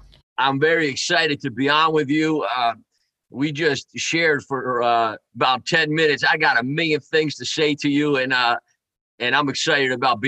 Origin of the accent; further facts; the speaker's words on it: Newburgh, New York, United States; also born or lived in Warwick, New York; My dad left when I was 5 years old, and was kind of a city of Newburgh kid